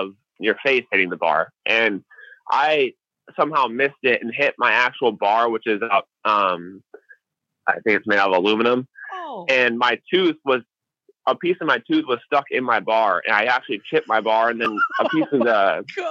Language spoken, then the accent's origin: English; Illinois, United States; I grew up in Illinois, which raced a lot of mud and a lot of different types of dirt.